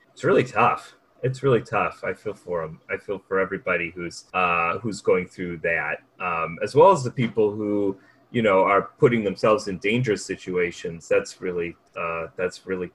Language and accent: English; United States; as the American writer that they hire